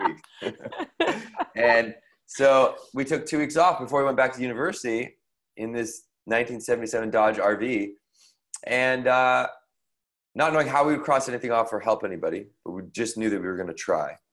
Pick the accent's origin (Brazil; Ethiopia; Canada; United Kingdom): Canada; Victoria, British Columbia; in the neighborhood in Victoria, BC, where I grew up in Canada.